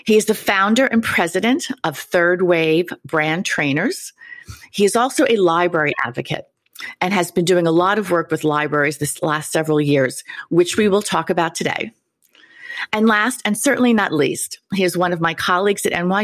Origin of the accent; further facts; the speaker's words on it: New York City, New York, United States; since I was a little kid growing up in Queens